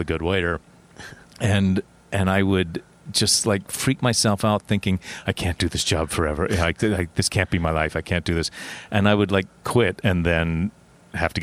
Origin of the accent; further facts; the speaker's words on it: Huntington, West Virginia, United States; moved away as an adult; now in New York, United States; I grew up in West Virginia